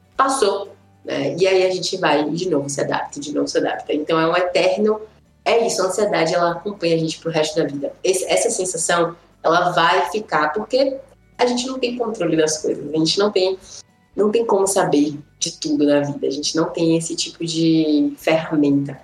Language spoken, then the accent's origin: Portuguese; Salvador, Bahia, Brazil; now in Brasília, Brazil; Eu sou de Salvador, mas tô morando em Brasília